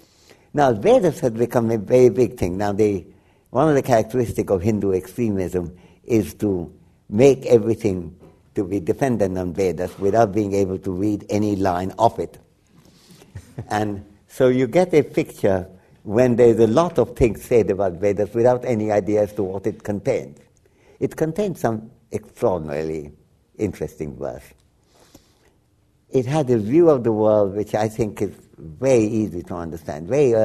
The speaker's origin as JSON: {"language": "English", "region": "Dhaka Division", "country": "Bangladesh", "first_language": "Bengali", "said": "Bengali was my first language, and I have a strong Bangladeshi identity, too, since my family is from Dhaka."}